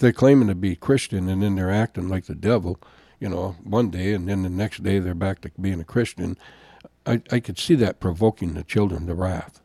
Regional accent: Jim Falls, Wisconsin, United States; moved away as an adult; also born or lived in Augsburg, Germany; I'm from Jim Falls, Wisconsin

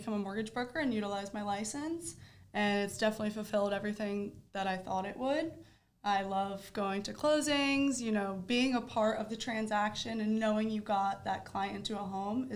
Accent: Delaware, United States; moved away as an adult; now in Florida, United States; currently I live in Florida, but I'm originally from Delaware.

